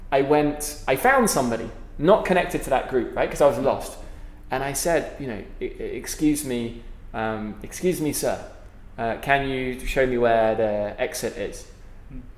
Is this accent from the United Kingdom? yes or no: yes; United Kingdom; accent: British; now in Philippines; especially with my British accent.